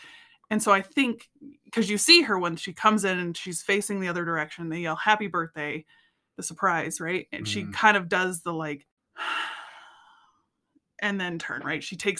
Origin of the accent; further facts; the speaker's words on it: United States; I'm from the Springs.